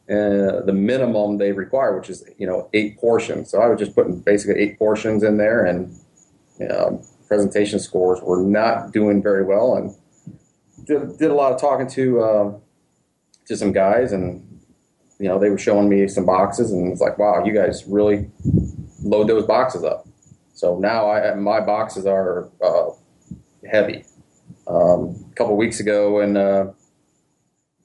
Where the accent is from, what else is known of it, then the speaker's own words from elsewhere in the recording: Toledo, Ohio, United States; moved away as an adult; now in Florida, United States; I'm originally from Ohio.